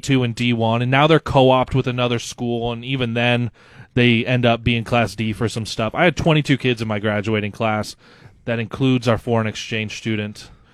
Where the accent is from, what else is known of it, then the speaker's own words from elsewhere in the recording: Loup City, Nebraska, United States; moved away as an adult; also born or lived in West Point, Nebraska / Dodge, Nebraska; now in Lincoln, United States; my dad got a new job, um, as a teacher out in Loop City that's in central Nebraska